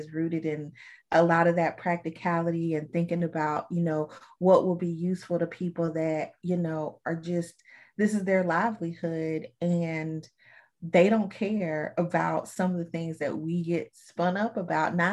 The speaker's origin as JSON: {"language": "English", "region": "Alabama", "country": "United States", "said": "I'm from Alabama, and my great granddaddy and my granddaddy were farmers"}